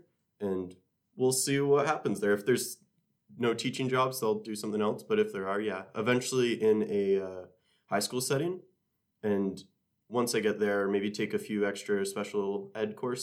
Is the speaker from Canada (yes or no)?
yes; Sarnia, Ontario, Canada; moved away as an adult; now in North Bay, Canada; I'm from Sarnia, Ontario, which is pretty far south, right next to Michigan